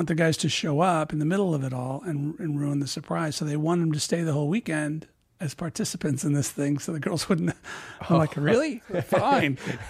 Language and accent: English; Illinois, United States; moved away as an adult; I grew up in Illinois, so yeah. I was about 23 when I left town, 22, 23.